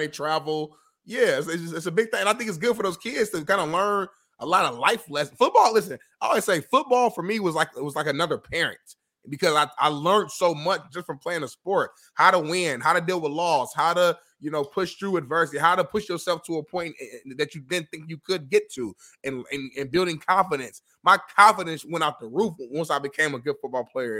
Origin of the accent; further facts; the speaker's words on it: Indianapolis, Indiana, United States; I'm from Indianapolis